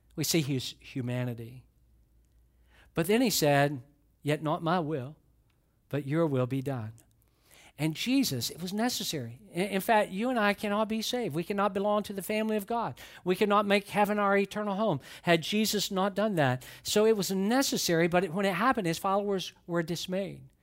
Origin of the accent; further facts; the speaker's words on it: Atlanta, Georgia, United States; now in Florida, United States; I grew up in Atlanta, And I've lived in Florida a long, long time.